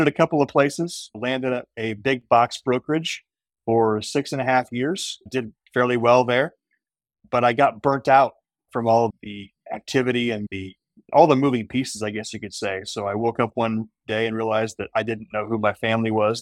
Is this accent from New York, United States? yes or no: no; Indianapolis, Indiana, United States; I grew up in Indianapolis